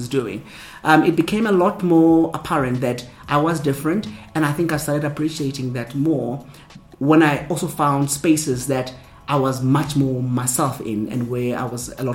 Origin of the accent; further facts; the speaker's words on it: Soweto, Gauteng, South Africa; And growing up in Soweto, I grew up in a colorful environment, multicultural, multilingual experiences, culture-wise.